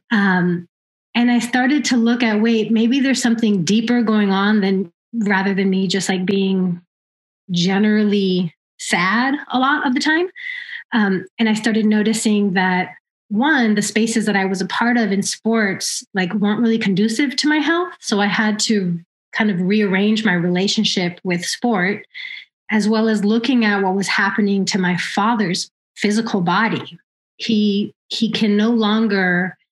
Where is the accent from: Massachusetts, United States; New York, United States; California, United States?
California, United States; Oakland; I was born and raised here in Oakland